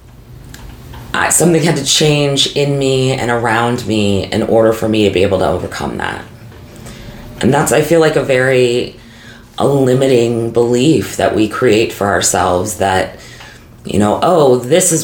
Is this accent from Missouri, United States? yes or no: yes; St. Louis, Missouri, United States; growing up in St. Louis